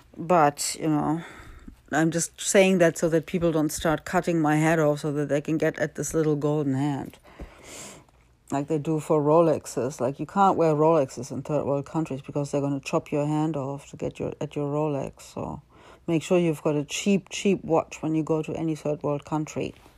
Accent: Germany; I was born in Germany.

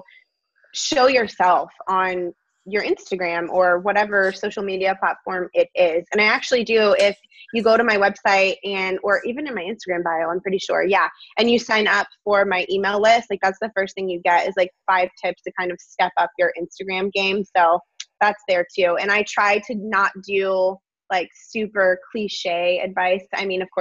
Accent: Florida, United States; I've lived in Florida my whole life

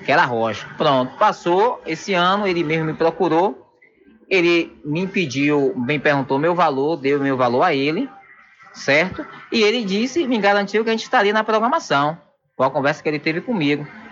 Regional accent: São Félix, Bahia, Brazil; eu me sinto travado na cidade onde eu nasci

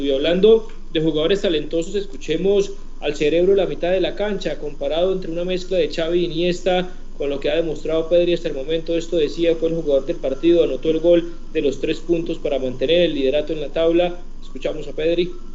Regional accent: Colombia; nuestro país, en Colombia

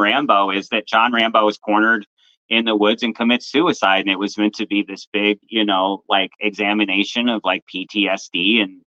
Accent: Florida, United States; I'm not a Californian, but just a jealous Floridian

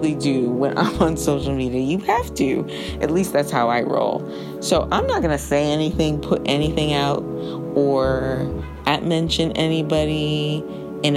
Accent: New York, United States; I am a New Yorker

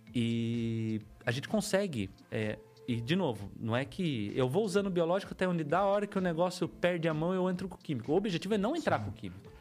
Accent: Piedade, São Paulo, Brazil; nascido e criado em Piedade, terrinha boa, minhoca daquela terra mesmo.

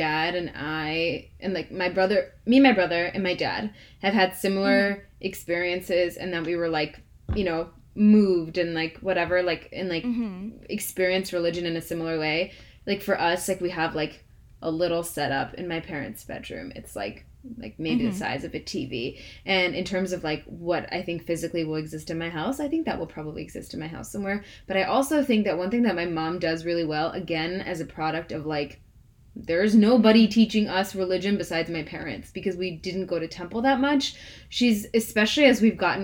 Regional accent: United States; as Indian Americans

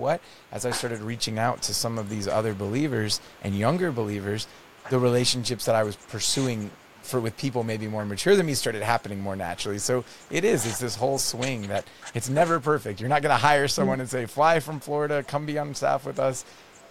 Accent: Netherlands; now in Canada; my family to visit where I grew up in the Netherlands

